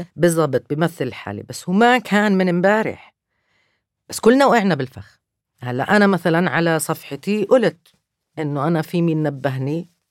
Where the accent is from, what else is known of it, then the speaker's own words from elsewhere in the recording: Palestine; أنا كفلسطينية